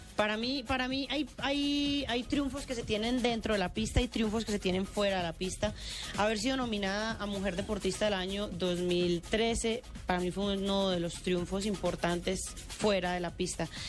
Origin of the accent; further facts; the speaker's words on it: Medellín, Antioquia, Colombia; accent: paisa; yo soy de Medellín